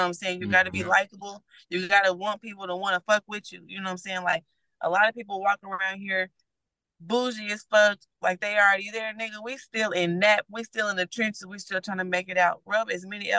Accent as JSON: {"language": "English", "town": "Indianapolis", "region": "Indiana", "country": "United States", "tie": "born or raised there", "said": "I grew up around the Ben Davis, Pike, Eagle Creek, Fishback, and Guyan."}